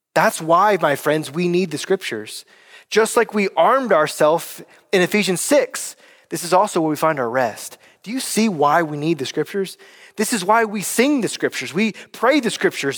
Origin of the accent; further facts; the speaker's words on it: North Carolina, United States; moved away; I'm from North Carolina